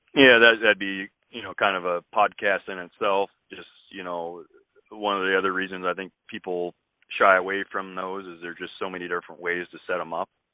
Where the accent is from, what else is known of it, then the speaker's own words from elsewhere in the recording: west central Illinois, United States; moved away as an adult; also born or lived in eastern Iowa; now in Iowa, United States; I actually grew up on a family farm down in west central Illinois